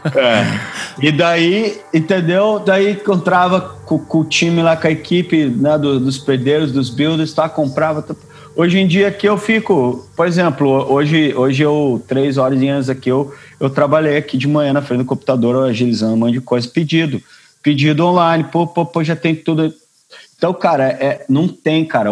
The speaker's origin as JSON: {"language": "Portuguese", "country": "Brazil", "tie": "born or raised there", "moved": "yes", "said": "a gente é brasileiro, né, cara? A gente nasceu em um país tropical"}